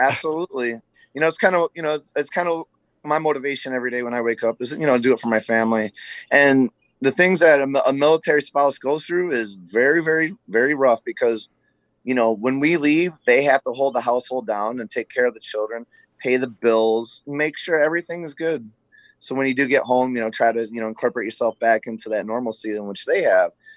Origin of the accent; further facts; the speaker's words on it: Flint, Michigan, United States; I was born in Flint, Michigan, the birthplace of General Motors.